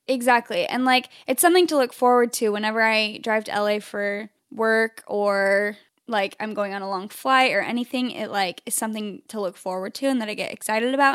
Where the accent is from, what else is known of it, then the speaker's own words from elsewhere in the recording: Phoenix, Arizona, United States; now in Southern California, United States; I'm from Phoenix, Arizona originally, which is where Chelsea and I met.